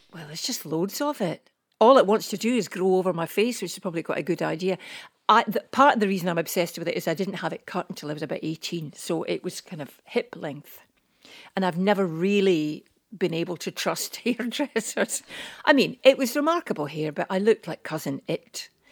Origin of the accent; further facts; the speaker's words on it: Scotland, United Kingdom; We're old, we're Scottish